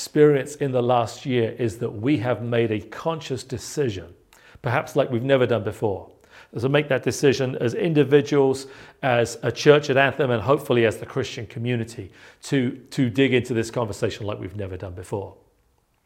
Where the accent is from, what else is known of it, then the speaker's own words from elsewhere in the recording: South East England, United Kingdom; moved away; growing up in England